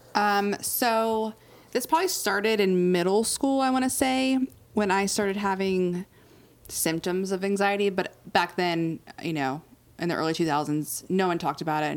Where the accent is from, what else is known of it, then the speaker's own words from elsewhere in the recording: Outer Banks, North Carolina, United States; moved away as an adult; I grew up on the Outer Banks, which is literally uh, an island